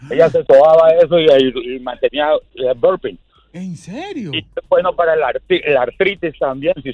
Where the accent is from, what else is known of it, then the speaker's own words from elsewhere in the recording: Colombia; moved away; cuando yo estaba allá en Colombia